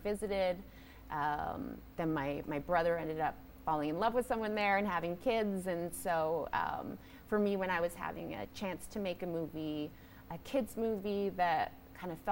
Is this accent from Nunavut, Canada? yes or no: yes; Igloolik, Nunavut, Canada; now in Toronto, Canada; I'm originally from Iglulik, a community way up in the Arctic in Nunavut in Canada